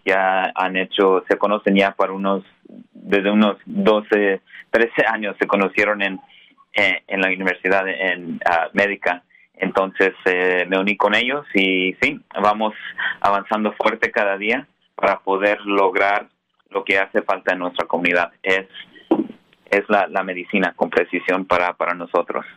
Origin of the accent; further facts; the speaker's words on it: Colorado, United States; also born or lived in San Francisco Bay Area, California; now in San Francisco, United States; en el estado de Colorado, donde nací. Ah, soy primera generación aquí en Estados Unidos.